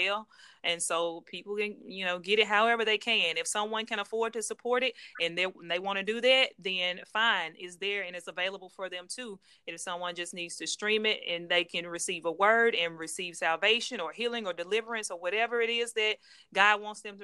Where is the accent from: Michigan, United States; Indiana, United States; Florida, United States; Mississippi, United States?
Mississippi, United States; Jackson; my hometown, Jackson, Mississippi.